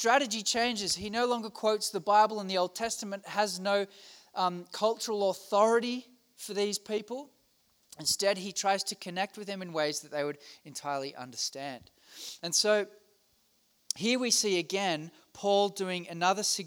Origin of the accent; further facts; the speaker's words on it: Australia; I'm from Australia.